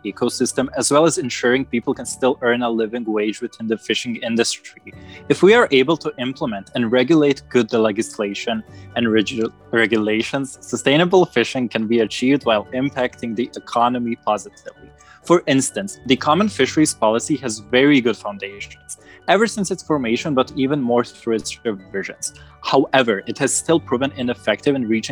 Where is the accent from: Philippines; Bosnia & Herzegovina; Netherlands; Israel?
Bosnia & Herzegovina; I'm 19, I come from Bosnia and study international relations in Tuzla.